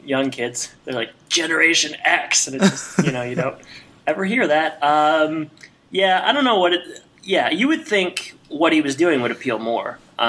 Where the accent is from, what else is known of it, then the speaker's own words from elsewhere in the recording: Chicago suburbs, Illinois, United States; Yeah, am I from around here? Yeah, I am. I'm from around here.